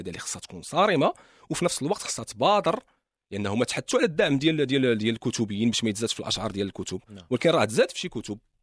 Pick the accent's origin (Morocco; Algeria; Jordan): Morocco; عندنا في المغرب